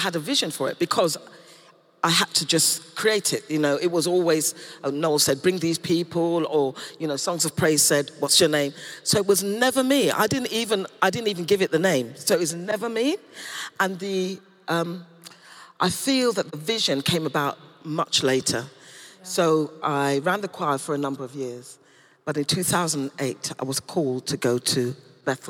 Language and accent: English; London, United Kingdom; also born or lived in Tooting; I was born in Wimbledon and went to church in Tooting